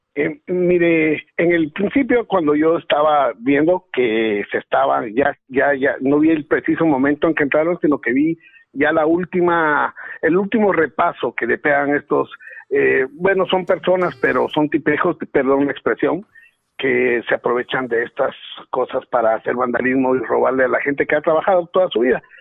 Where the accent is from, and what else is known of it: Guatemala; born or raised there; moved away